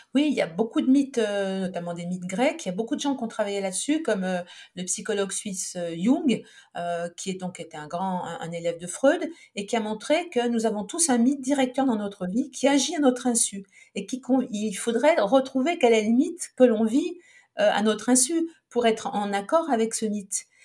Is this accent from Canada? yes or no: no; Saint-Étienne, Auvergne-Rhône-Alpes, France; moved away as an adult; also born or lived in Montpellier; je suis née à Saint-Étienne